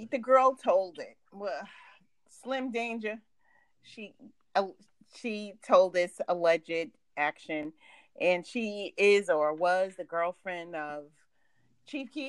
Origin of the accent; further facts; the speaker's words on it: New York, United States; I'm from New York, never New oh. Jersey.